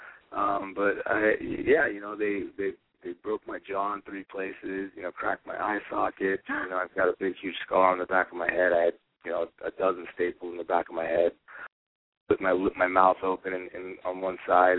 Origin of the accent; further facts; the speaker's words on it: Las Vegas, Nevada, United States; I'm born and raised in Las Vegas